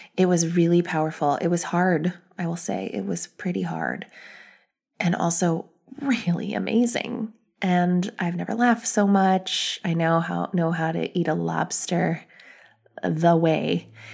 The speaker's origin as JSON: {"language": "English", "country": "United States", "said": "I'm an American, but I have ethnicity"}